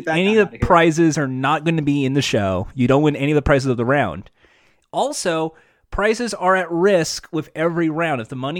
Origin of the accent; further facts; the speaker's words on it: Winnipeg, Manitoba, Canada; Go back to Toronto. I'm from Winnipeg.